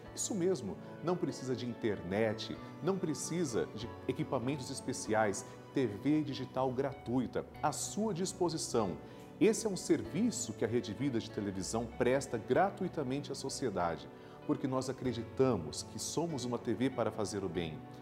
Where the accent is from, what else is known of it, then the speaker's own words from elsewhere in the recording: São Lourenço da Mata, Pernambuco, Brazil; sou de São Lourenço da Mata, em Pernambuco